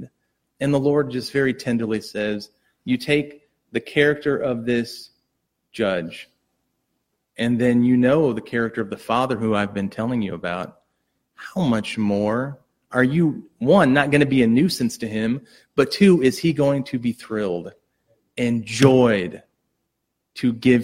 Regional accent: United States; as an American

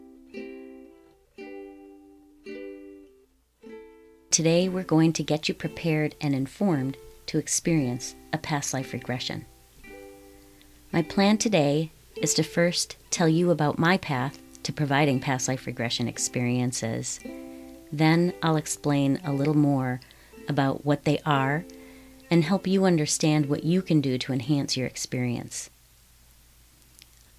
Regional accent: Wisconsin, United States; I was born and raised in Wisconsin

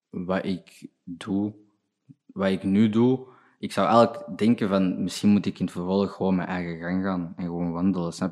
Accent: Burundi; Ja, Belg. Mijn opa was een Belg.

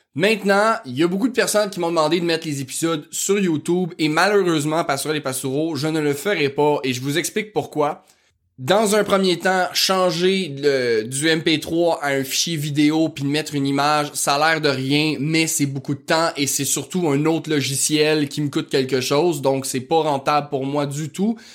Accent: Quebec, Canada; accent: rural Québécois (fond de campagne); mon accent de fond de campagne

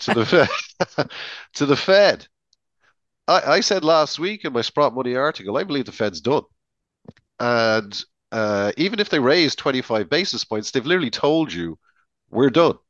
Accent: Ireland; as an Irishman

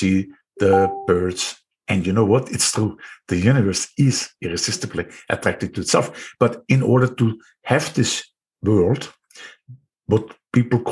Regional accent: Austria; accent: Austrian; English is a second language; my Austrian accent

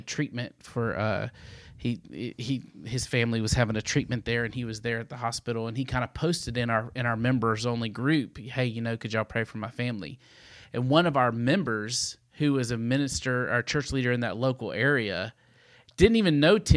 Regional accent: Baltimore, Maryland, United States; I'm originally from Baltimore, Maryland

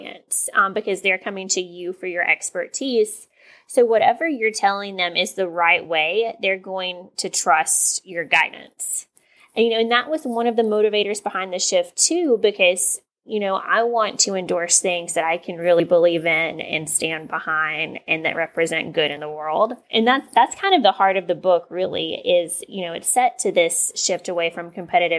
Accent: East Tennessee, United States; growing up in East Tennessee

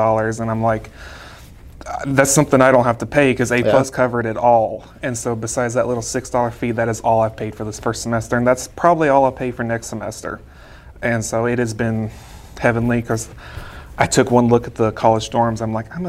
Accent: Caulfield, Missouri, United States; I am from Southern Missouri, so South Central Missouri is where I'm from. There's a little town called Caulfield, Missouri

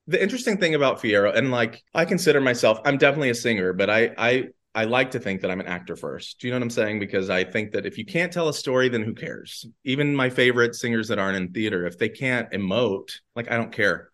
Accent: Danville, Virginia, United States; moved away as an adult; also born or lived in New York City; now in Atlanta, United States; Averett University, which is in my hometown

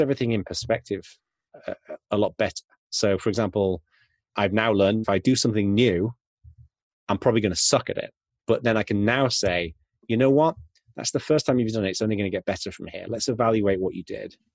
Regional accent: Yorkshire and the Humber, United Kingdom; I was growing up in North Yorkshire in the UK

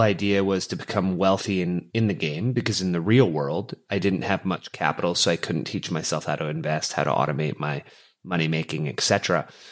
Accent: Canada; growing up as a Canadian boy, uh, hockey was in the blood

